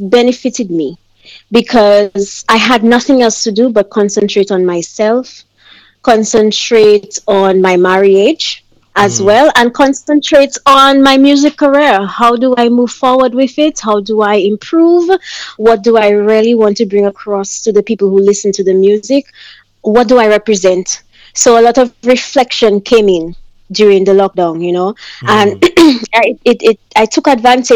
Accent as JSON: {"language": "English", "country": "Dominica", "said": "Creole is a local language in Dominica. So you would hear some of my songs with something that sounds like French. We call it Creole"}